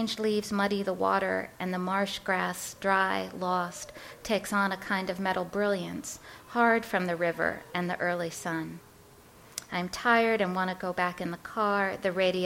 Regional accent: Chicago, Illinois, United States; also born or lived in New York; I was born in New York, and my parents are from the Bronx. And when I was 7 years old, we moved out to Chicago

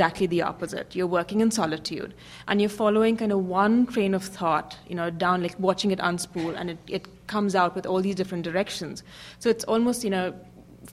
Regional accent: India; moved away as an adult; also born or lived in Hong Kong / New York; I grew up in India. I worked in Hong Kong for a bit and then, you know, came to the U.S. for business school, lived and worked in New York

